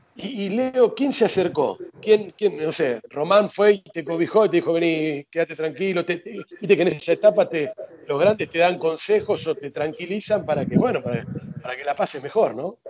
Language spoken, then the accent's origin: Spanish; Argentina; nosotros los argentinos